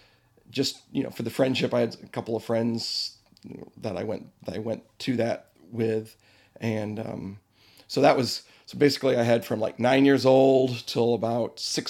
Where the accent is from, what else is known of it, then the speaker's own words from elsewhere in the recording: Fort Wayne, Indiana, United States; also born or lived in Rochester, New York; now in Fishers, United States; I grew up in Fort Wayne.